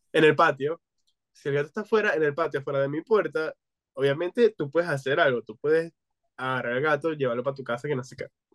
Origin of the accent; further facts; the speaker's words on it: Venezuela; now in United States; que venimos de Venezuela